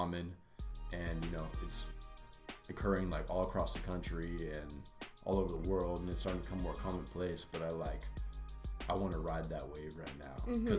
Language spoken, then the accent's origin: English; Santa Barbara, California, United States; also born or lived in Santa Cruz; I was born and raised in Santa Barbara.